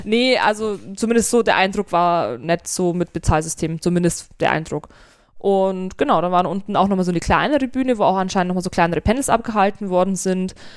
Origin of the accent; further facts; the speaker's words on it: Germany; bei uns in Deutschland